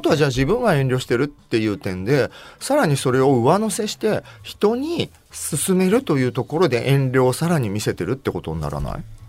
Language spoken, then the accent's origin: Japanese; Tokai, Japan; moved away as an adult; 東海で過ごした20年間18年間は